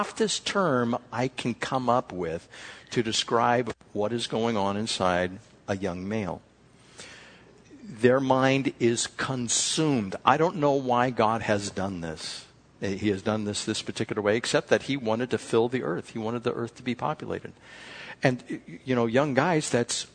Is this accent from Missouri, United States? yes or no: no; California, United States; We're from California